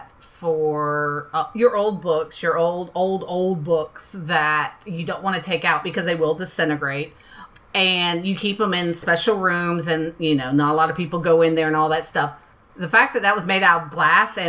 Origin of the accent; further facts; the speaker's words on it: Florida, United States; moved away; my hometown in Florida